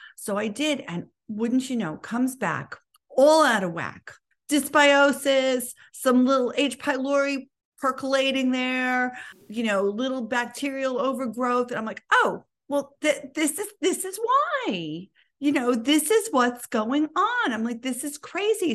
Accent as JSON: {"language": "English", "town": "New York City", "region": "New York", "country": "United States", "tie": "born or raised there", "said": "I was Born and educated in New York City"}